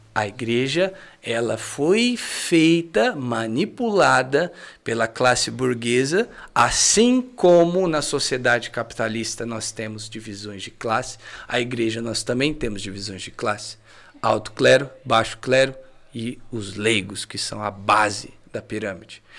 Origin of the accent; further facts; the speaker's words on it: Cachoeira Paulista, São Paulo, Brazil; E eu cresci na Canção Nova